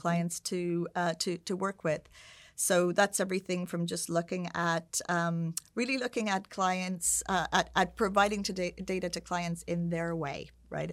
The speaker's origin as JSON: {"language": "English", "country": "Ireland", "tie": "born or raised there", "also_born_or_lived": "United Kingdom / San Francisco / Sao Paulo", "moved": "as an adult", "said": "at the time where I was growing up in Ireland"}